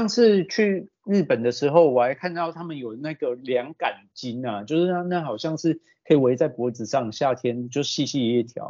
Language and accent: Chinese; northern Taiwan, Taiwan; now in Japan; 就像我冬天回去过年的时候，我搞不好穿个长袖根本都不不用穿外套，因为我北部人到南部其实不太会感觉到冷这一件事。